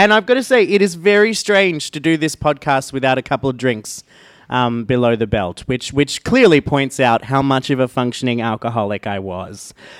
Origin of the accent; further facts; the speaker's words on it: Australia; And I am an Australian.